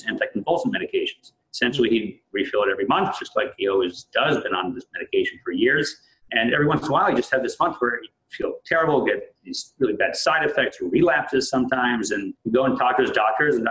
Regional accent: San Diego, California, United States; born or raised there; moved away as an adult; also born or lived in Jerusalem, Israel; now in Connecticut, United States

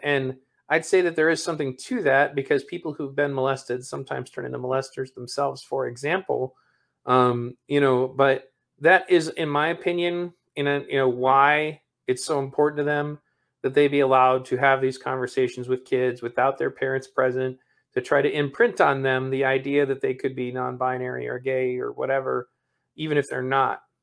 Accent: Michigan, United States; my home state of Michigan

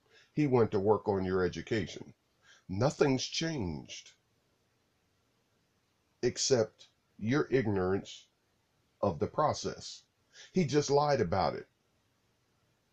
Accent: United States; I'm an American citizen

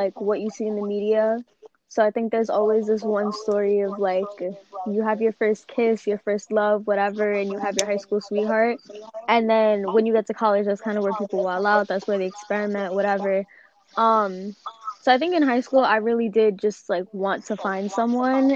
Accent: New York City, New York, United States; I'm from the Bronx, New York.

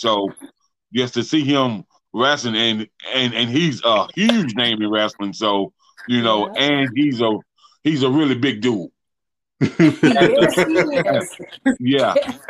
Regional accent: Saluda, South Carolina, United States; I'm from Saluda, South Carolina

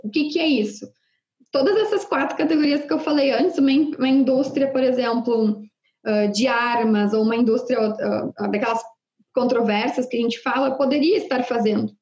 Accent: Rio Grande do Sul, Brazil

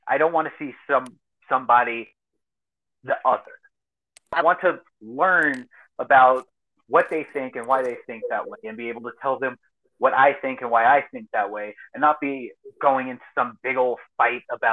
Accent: Eastern Montgomery County, Texas, United States; now in southeast New Mexico, United States; I grew up in Eastern Montgomery County down there in Texas, just north of Houston.

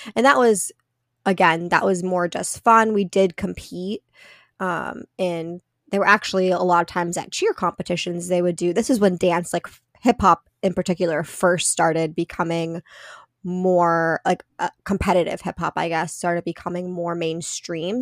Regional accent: central Pennsylvania, United States; now in Massachusetts, United States; I grew up in a really small town in central Pennsylvania.

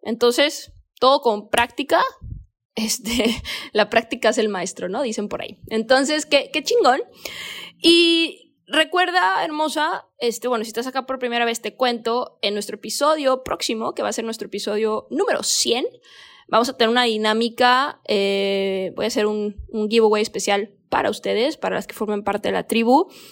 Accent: Mexico; moved away as an adult; now in Bali, Indonesia; Yo soy mexicana

